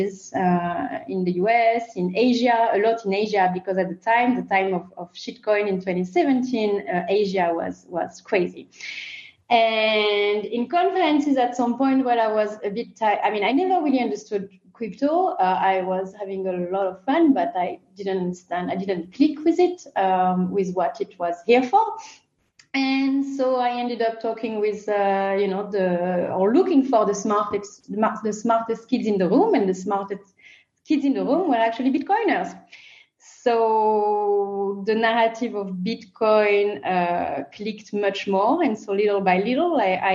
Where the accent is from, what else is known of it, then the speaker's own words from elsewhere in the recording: France; accent: French; English is a second language; As you can recognize from my accent, I come from France.